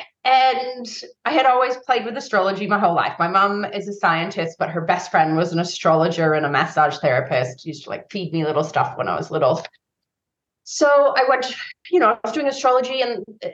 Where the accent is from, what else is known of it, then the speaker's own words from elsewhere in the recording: San Francisco, California, United States; growing up in San Francisco in the 80s